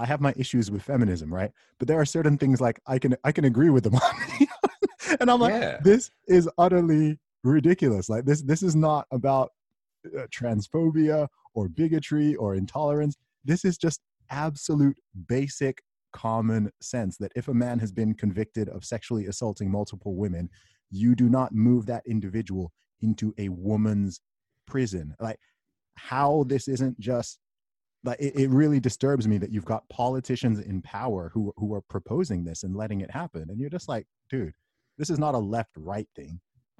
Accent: Saudi Arabia; I grew up in the Middle East. I grew up in Saudi Arabia. My family background is from Nigeria.

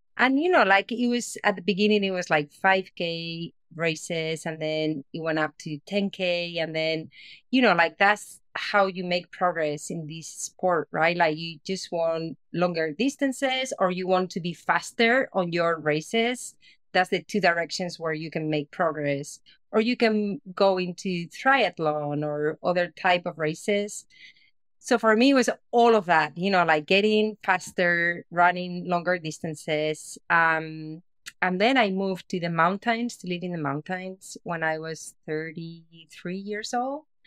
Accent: Spain; moved away; I'm originally from Spain and I was living in Spain, uh, back in the day

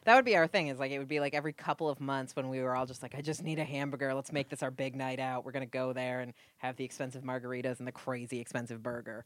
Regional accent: New England, United States; moved away as an adult; also born or lived in Budapest, Hungary / Los Angeles; I am Puritan from New England

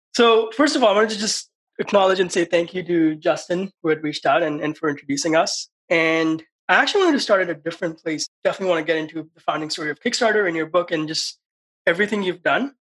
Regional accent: India; moved away; growing up in India

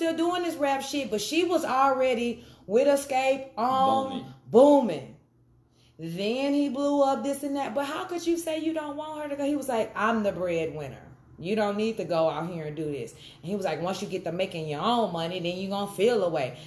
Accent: the South, United States; growing up in the South

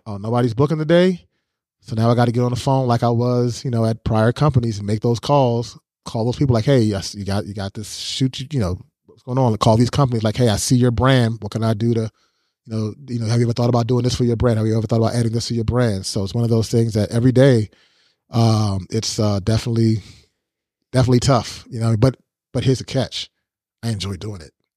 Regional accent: United States

